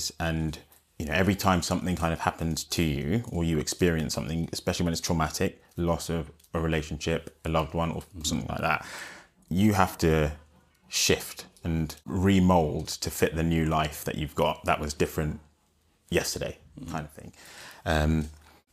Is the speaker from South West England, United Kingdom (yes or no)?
no; London, United Kingdom; growing up in London